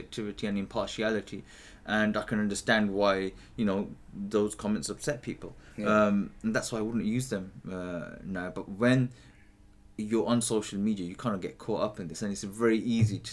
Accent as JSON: {"language": "English", "town": "Birmingham", "region": "West Midlands", "country": "United Kingdom", "tie": "born or raised there", "also_born_or_lived": "East London", "moved": "as an adult", "lives_now": "London, United Kingdom", "said": "I'm born and bred in Birmingham, Alam Rock. Mm-hmm. You know, I grew up there"}